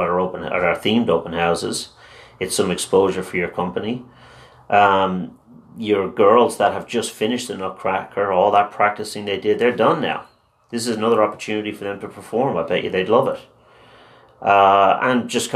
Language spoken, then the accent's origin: English; Dublin, Leinster, Ireland; first language Irish; English is a second language; In Dublin, but I went to an all-Irish school